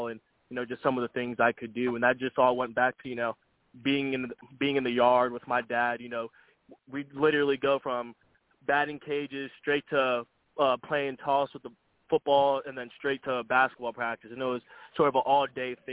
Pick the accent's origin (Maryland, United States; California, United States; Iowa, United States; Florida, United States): Florida, United States; growing up here